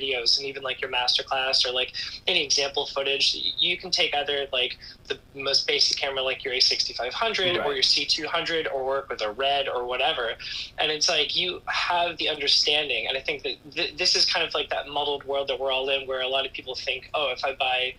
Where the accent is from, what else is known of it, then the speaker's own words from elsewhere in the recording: Florida, United States; now in New York City, United States; I'm based in New York City. I'm from Florida originally